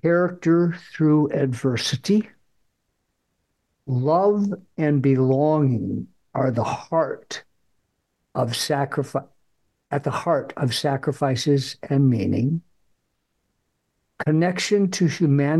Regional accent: Fargo, North Dakota, United States; I grew up in Fargo, went through the Catholic school system

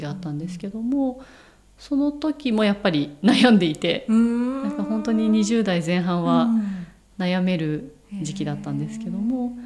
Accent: Shizuoka, Japan; moved away as an adult; now in Tokyo, Japan; 静岡で実家から通えるところっていう選択肢だったので、静岡大学っていうのがあった

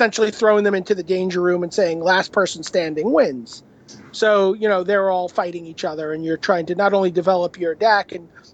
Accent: New York City, New York, United States; He and I grew up in Brooklyn

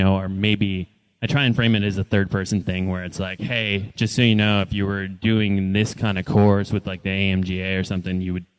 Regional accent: Neenah, Wisconsin, United States; I grew up on the eastern side of the state in a little town called Nina.

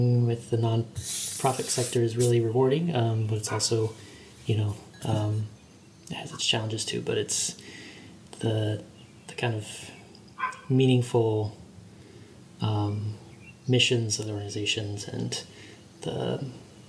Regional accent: Kansas City, United States; I'm from Kansas City, okay. Born and raised, still live here

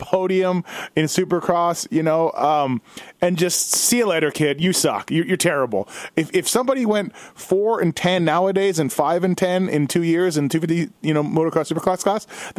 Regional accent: Canada; I'm from Canada

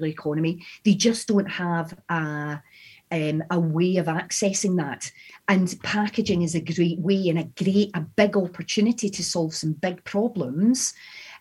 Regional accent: Scotland, United Kingdom; accent: Scottish; my Scottish accent

